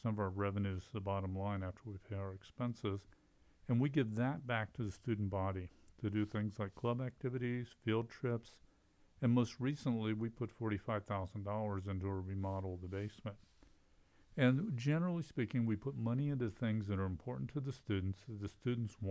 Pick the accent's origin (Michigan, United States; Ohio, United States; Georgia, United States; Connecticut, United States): Ohio, United States; Columbus; moved away as an adult; also born or lived in Texas / Idaho; now in Moscow, Idaho, United States; I grew up in Columbus, and my father was a faculty member of the Department of Accounting at Ohio State